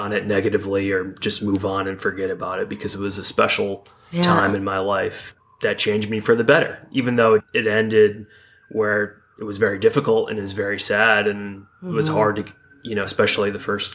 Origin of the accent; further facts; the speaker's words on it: Binghamton, New York, United States; Upstate New York, Binghamton area.